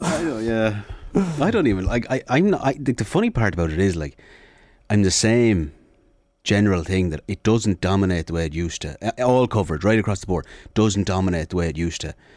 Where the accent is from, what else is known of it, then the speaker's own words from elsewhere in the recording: Sligo, Connacht, Ireland; I'm from Sligo